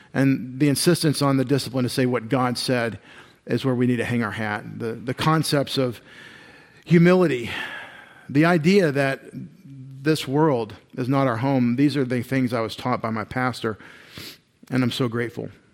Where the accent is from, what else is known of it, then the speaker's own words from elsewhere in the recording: Longview, Texas, United States; I grew up in Long View, Texas.